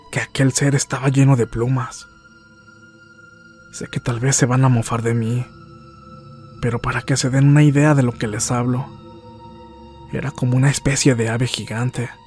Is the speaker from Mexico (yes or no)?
yes; Linares, Nuevo León, Mexico; Regresaríamos al municipio de Linares, Nuevo León, de donde soy originario